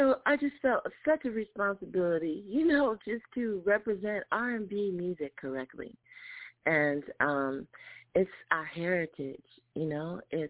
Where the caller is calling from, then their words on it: Los Angeles, California, United States; I'm calling from Los Angeles.